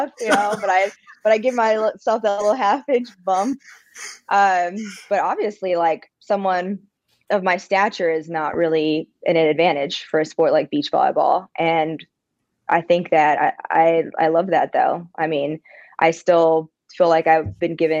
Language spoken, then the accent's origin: English; California, United States; moved away as an adult; now in Birmingham, United States; I definitely have love for my home state, my hometown. I think that I was very privileged in that sense of just having beautiful beaches